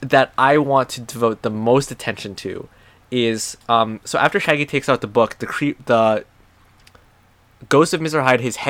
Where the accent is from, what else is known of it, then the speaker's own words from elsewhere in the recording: Thailand; We grew up in Thailand, and I also grew up in other